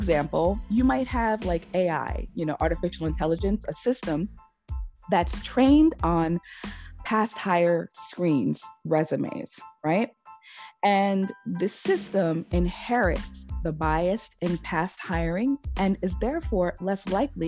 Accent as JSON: {"language": "English", "region": "New York", "country": "United States", "tie": "born or raised there", "also_born_or_lived": "Boston, Massachusetts", "moved": "as an adult", "said": "I'm born and raised, New York is, you know, my home state, but at some point I moved to Massachusetts, specifically to Boston"}